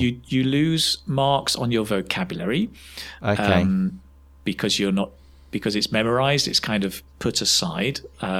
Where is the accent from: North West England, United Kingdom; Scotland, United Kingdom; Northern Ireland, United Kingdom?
North West England, United Kingdom; Manchester; moved away as an adult; also born or lived in China; now in Spain; I come from Manchester originally in England.